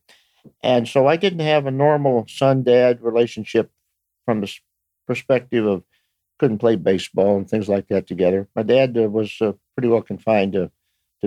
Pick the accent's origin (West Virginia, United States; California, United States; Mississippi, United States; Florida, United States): Florida, United States; Osprey; I grew up within 10 miles of where we're sitting right now